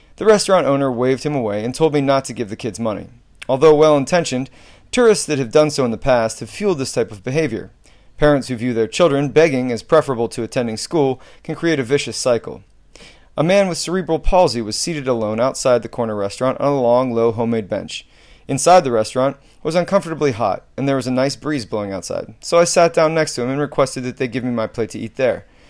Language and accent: English; United States; U S